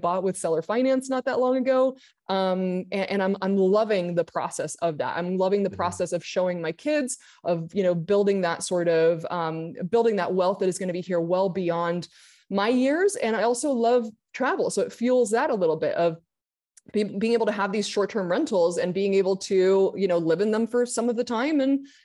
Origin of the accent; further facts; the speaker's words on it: Argentina; moved away as an adult; also born or lived in Santa Monica; now in United States; I grew up in Argentina, came back to the US at 21